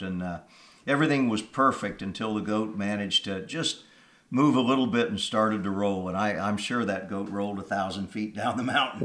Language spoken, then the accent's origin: English; Kansas, United States; moved away; I'm from Kansas originally